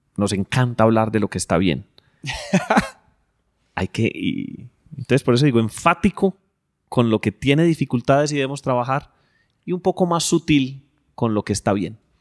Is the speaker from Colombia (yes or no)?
yes; Colombia; nosotros como colombianos